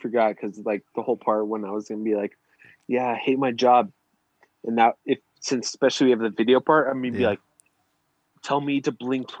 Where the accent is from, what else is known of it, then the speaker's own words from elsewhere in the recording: New Jersey, United States; I'm freaking from the East Coast. I'm from Jersey.